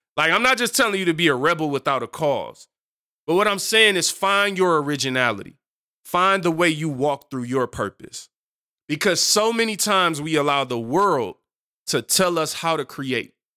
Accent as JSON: {"language": "English", "country": "United States", "said": "speaking as an American"}